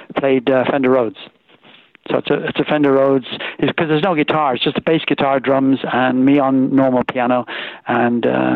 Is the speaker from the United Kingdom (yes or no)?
yes; Swindon, South West England, United Kingdom; accent: Irish brogue; also born or lived in Ireland; We left when I was just 7 years old